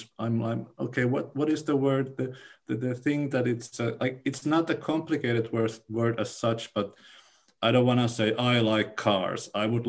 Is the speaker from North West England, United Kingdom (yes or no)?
no; Newcastle, North East England, United Kingdom; English is a second language; I'm from Newcastle. My accent is to me like this, for example, a working class accent.